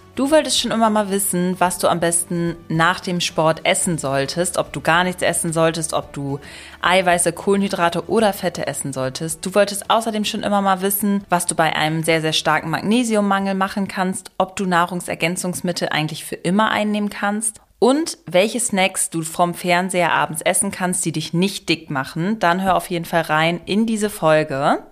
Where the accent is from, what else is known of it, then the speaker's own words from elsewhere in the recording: Germany; bei uns in Deutschland